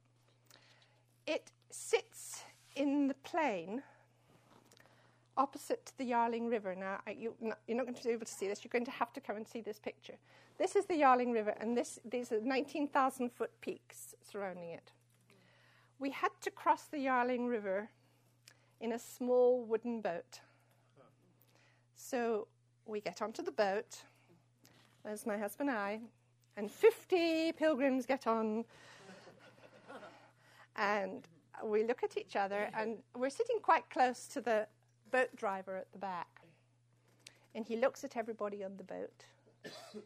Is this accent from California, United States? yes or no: yes; San Francisco, California, United States; San Francisco